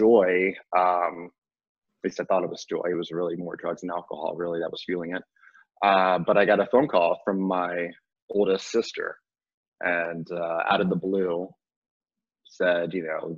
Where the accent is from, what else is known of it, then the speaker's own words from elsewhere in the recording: Virginia, United States; also born or lived in North Carolina; I was adopted from North Carolina and brought to Virginia, where I was raised